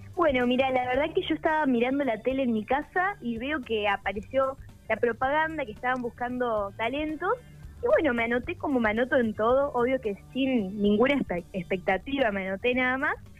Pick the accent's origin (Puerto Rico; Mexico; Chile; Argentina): Argentina; Parera, La Pampa; Parera es un pueblito al norte de La Pampa de, de 3.000 habitantes